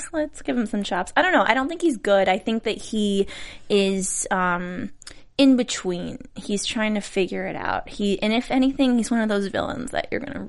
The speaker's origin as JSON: {"language": "English", "region": "Midwest", "country": "United States", "said": "I'm from the Midwest"}